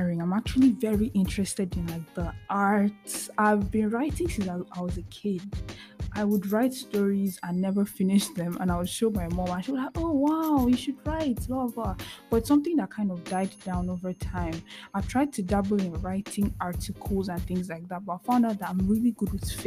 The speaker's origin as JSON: {"language": "English", "region": "eastern Nigeria", "country": "Nigeria", "tie": "born or raised there", "moved": "as an adult", "said": "So I'm from the eastern part of Nigeria. And I grew up in Nigeria till I was 18 before I moved to go to school"}